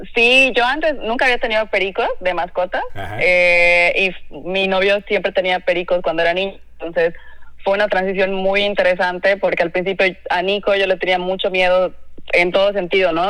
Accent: Cochabamba, Bolivia; moved away as an adult; also born or lived in Lima, Peru / Mexico City, Mexico / Monterrey, Mexico; now in Mexico; yo soy cocinera, soy de Cochabamba, Bolivia.

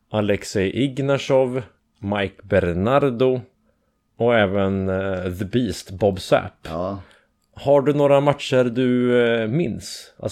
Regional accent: Skogås, Stockholm County, Sweden; Skogås, söder om Stockholm.

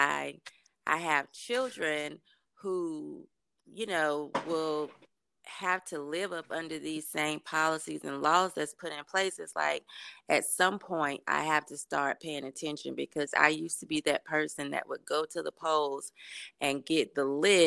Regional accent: Durham, North Carolina, United States; I'm from Durham, North Carolina

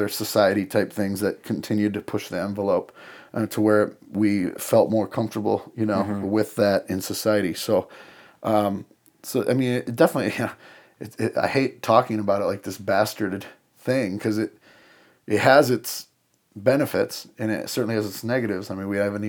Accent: Madison, South Dakota, United States; I grew up in Madison, South Dakota, so town of about 6,000 people

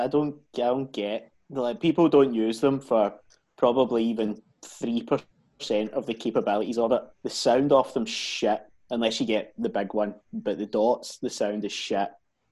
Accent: Lennoxtown, Scotland, United Kingdom; I grew up in Lennox Town, which ironically has town in it, but it's a village.

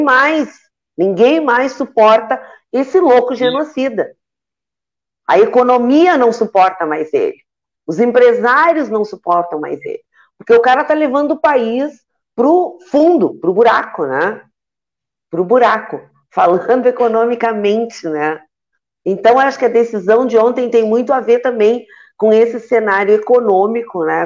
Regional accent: Santa Vitória do Palmar, Rio Grande do Sul, Brazil; Santa Vitória, que é a minha terra natal

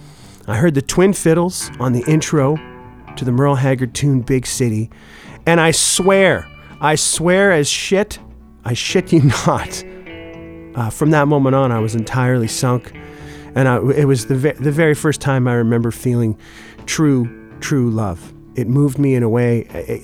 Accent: Oshawa, Ontario, Canada; now in Winnipeg, Canada; I got a job working at a country bar called The Corral in my hometown of Oshawa

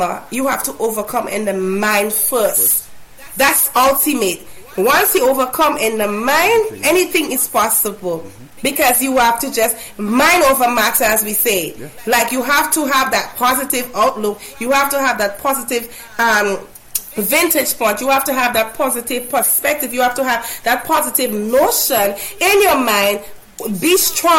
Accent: Grenada; I'm pronouncing it as if it's an A, because I'm from Grenada.

